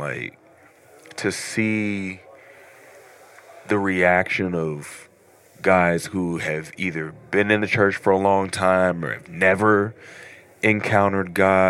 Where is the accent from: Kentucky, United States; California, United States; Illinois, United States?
Kentucky, United States; Louisville; I'm from Louisville, Kentucky.